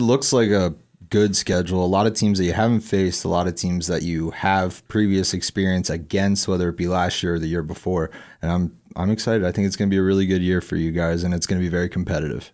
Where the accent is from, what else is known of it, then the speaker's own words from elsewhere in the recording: Eastern Pennsylvania, United States; where I grew up in Eastern P